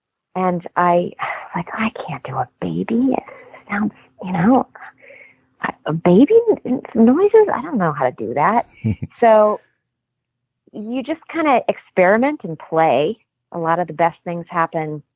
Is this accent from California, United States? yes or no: no; Kansas, United States; moved away as an adult; now in Los Angeles, United States; I grew up in Kansas, and I was working professionally in Kansas City